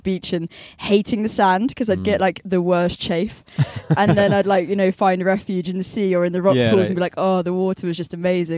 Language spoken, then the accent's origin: English; Newquay, South West England, United Kingdom; I was born and raised in Newquay, so I'm actually from here.